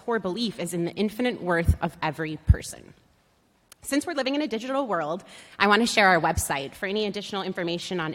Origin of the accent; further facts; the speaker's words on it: Madison, Wisconsin, United States; I was born and raised in Madison and grew up just a couple miles from here